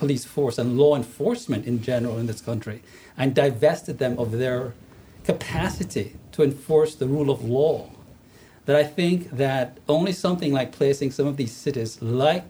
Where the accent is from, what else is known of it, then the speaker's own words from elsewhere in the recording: Jamaica; moved away as an adult; now in United States; I was born and raised in Jamaica, came to America at 20 to pursue a PhD